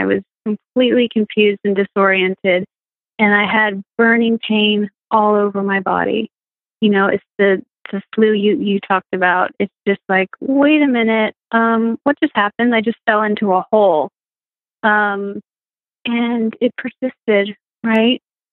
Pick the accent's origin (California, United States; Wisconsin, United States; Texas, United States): California, United States; Marin County, San Francisco Bay Area; moved away; also born or lived in Colorado; I'm from San Francisco Bay Area, just north of San Francisco. It's a beautiful county called Marin County